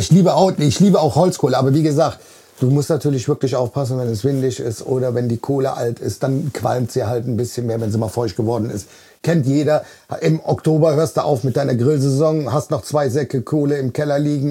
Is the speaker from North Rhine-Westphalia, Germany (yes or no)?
yes; Bonn, North Rhine-Westphalia, Germany; Ich bin 49 Jahre. Vom Beruf bin ich Kraftfahrer. Ich komme aus Bonn